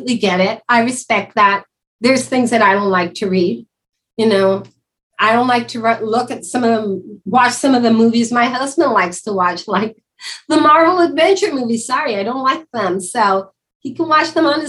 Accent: Mexico; moved away as an adult; now in United States; I was raised and lived in Mexico until I was 38.

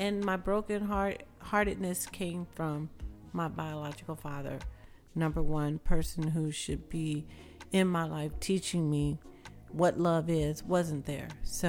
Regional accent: the South, United States; I would say the biggest difference with growing up in the South or spending time in the South, we spent more time outside.

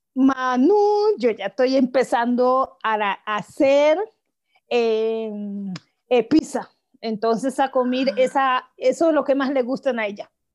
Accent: Guapi, Cauca, Colombia; yo nací en Guapis, Cauca, pero pues allá pues uno crece

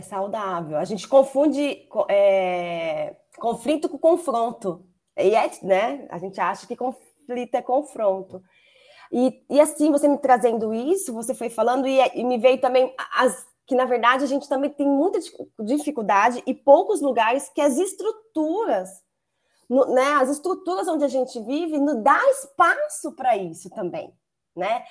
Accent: Campo Grande, Mato Grosso do Sul, Brazil; moved away as an adult; now in Campinas, Brazil; eu sou natural do Mato Grosso do Sul, Campo Grande, mas já estou em Campinas há 13 anos.

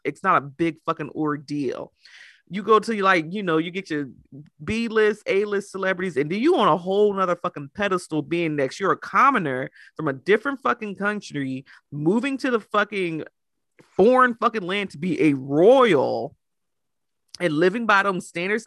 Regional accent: United States; I'm American

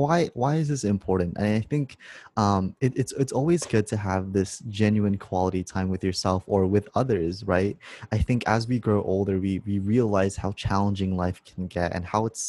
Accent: Los Angeles, California, United States; I'm from Los Angeles, California.

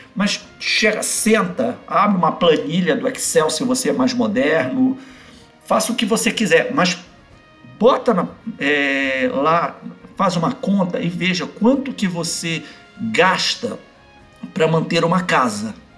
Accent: Belém, Pará, Brazil; moved away as an adult; Quando eu vou em Belém, na minha cidade natal, eu visito eles

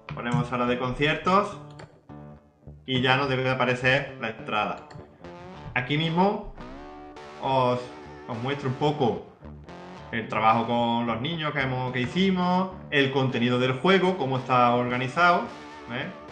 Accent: La Carlota, Andalusia, Spain; aquí en mi pueblo, en La Carlota

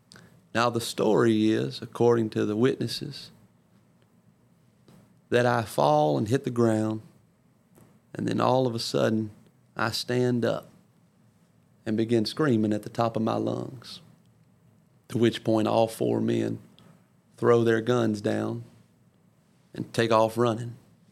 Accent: Ponchatoula, Louisiana, United States; I had been back in my hometown of Louisiana, back in Ponchatoula

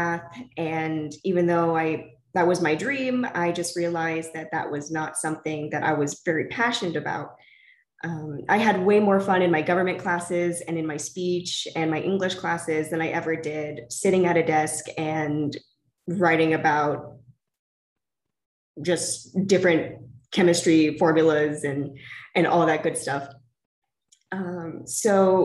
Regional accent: San Antonio, Texas, United States; also born or lived in Austin, Texas; I am originally from San Antonio

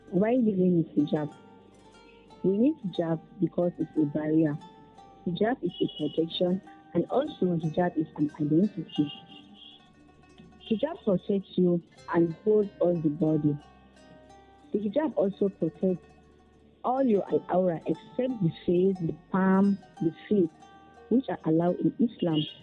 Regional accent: Niger State, Nigeria; I'm from Niger State

